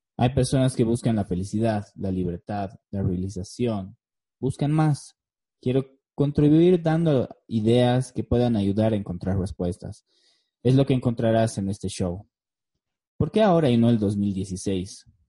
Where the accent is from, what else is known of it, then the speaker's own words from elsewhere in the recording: La Paz, Bolivia; also born or lived in Beijing, China / Cochabamba, Bolivia; Nací en La Paz, Bolivia, en 1986. Tengo una hermosa esposa filipina y dos hermosos hijos. Viví la mayor parte de mi vida en mi ciudad natal.